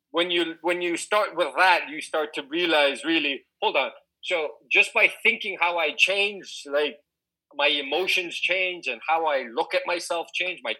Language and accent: English; Singapore; I was growing up in Singapore, so I, I, I was not a Singaporean, so I wasn't allowed to work.